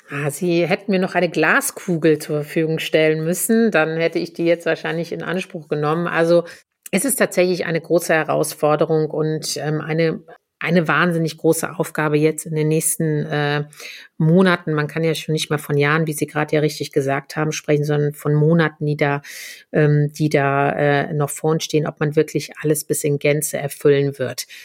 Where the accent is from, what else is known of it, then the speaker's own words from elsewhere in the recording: Germany; bei uns in Deutschland